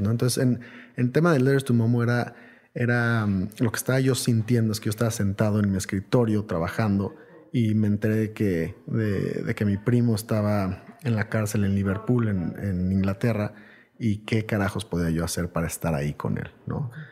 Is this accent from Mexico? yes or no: yes; Mexico